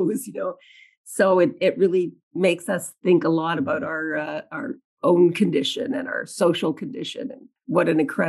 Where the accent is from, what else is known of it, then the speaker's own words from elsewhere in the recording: Canada; I'm proud of you as a Canadian, and as a Canadian flag waver who really always wanted a little more attention for this country